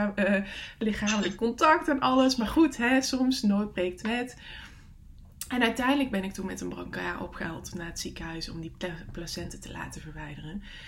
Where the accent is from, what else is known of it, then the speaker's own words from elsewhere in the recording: Netherlands; moved away; het dorp is waar mijn eh, ouders wonen, waar ik vandaan kom